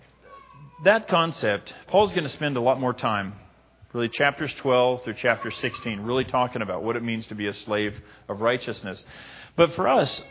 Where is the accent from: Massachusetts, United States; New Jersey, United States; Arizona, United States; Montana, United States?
Montana, United States; Libby; moved away; my hometown